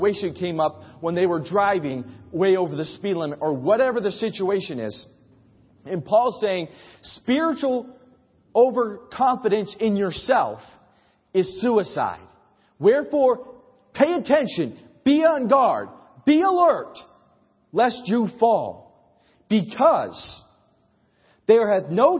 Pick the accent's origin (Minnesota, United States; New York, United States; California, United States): New York, United States; moved away; also born or lived in Oklahoma; I was from New York